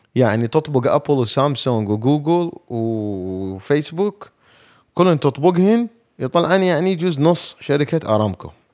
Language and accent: Arabic; Iraq; اني عراقي